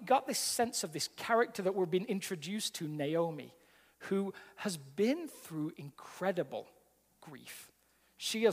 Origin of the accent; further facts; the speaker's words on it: England, United Kingdom; now in Colorado, United States; I'm an Englishman living in America